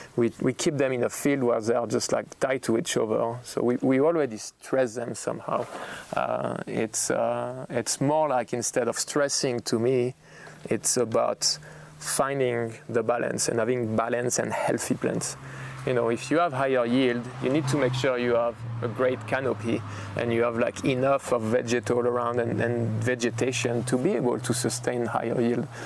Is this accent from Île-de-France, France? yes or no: no; Burgundy, Bourgogne-Franche-Comté, France; English is a second language; moved away as an adult; now in Oregon, United States; I'm from Burgundy and I'm in Oregon